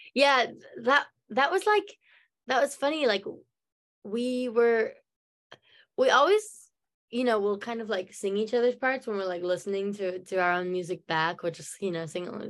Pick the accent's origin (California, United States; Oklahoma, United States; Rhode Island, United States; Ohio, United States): Oklahoma, United States; Norman; accent: American; my hometown norman